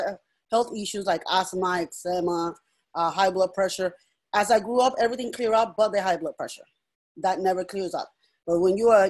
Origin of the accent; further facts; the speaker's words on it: Puerto Rico; moved away; I'm originally from Puerto Rico, so I'm bilingual